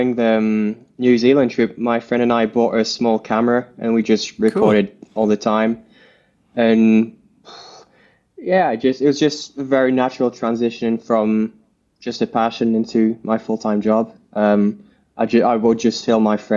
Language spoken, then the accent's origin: English; Morzine, Auvergne-Rhône-Alpes, France; I live in Morzine, France. I'm half French, half English. And I guess just growing up in Morzine, I was always surrounded by mountain bikes